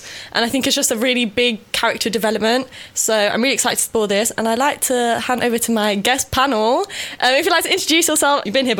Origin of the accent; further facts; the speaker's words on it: London, United Kingdom; I'm from Northwest London, not North, not West, Northwest. And if anyone argues with me that's not in London, it is in London, it still counts. I'm in a London borough.